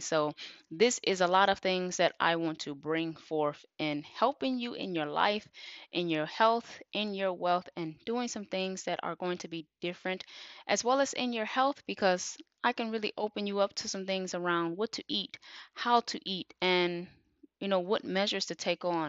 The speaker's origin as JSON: {"language": "English", "town": "Detroit", "region": "Michigan", "country": "United States", "tie": "born or raised there", "said": "I am from Detroit, Michigan, born and raised."}